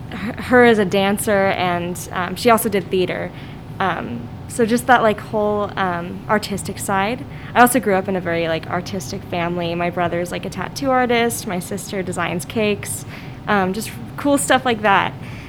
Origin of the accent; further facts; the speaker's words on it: Lincoln, Nebraska, United States; I grew up in Lincoln, Nebraska.